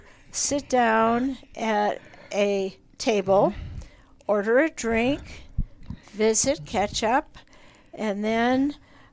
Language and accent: English; Kansas City, Missouri, United States; moved away; also born or lived in Chicago / Denver; I was born in Kansas City, Missouri, moved to Chicago, went to Beloit College for 2 years